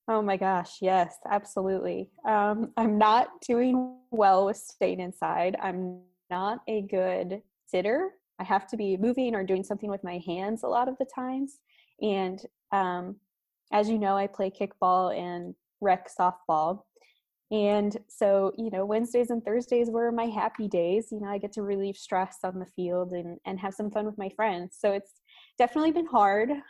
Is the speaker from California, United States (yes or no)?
no; Missouri, United States; now in Florida, United States; I'm from Missouri myself, so we had quite a few snow days, and those were some of the best days growing up